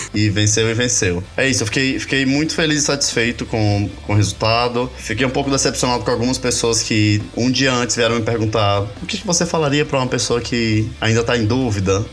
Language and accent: Portuguese; Ceará, Brazil; now in São Paulo, Brazil; eu sou cearense